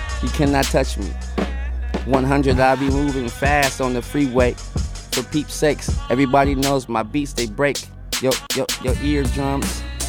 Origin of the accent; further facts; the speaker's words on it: California, United States; Yeah. I'm from the San Gabriel Valley. You know what I'm saying? I've always moved, so I don't really claim an exact city, but I've always been around Pasadena, Duarte, you know. West Covina area.